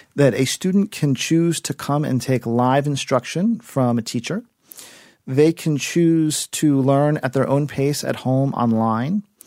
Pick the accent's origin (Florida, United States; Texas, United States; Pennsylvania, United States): Florida, United States; South; moved away; also born or lived in New York City; I am originally from South Florida, and I was uh, visiting my family in Miami